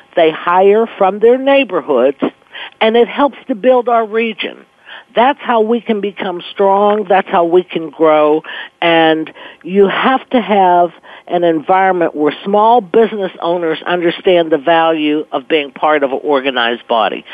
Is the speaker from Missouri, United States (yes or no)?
no; Pittsburgh, Pennsylvania, United States; moved away as an adult; also born or lived in New England / New York; I was born and raised in Pittsburgh, moved away, was gone, lived in New England, New York for 10 years, and moved back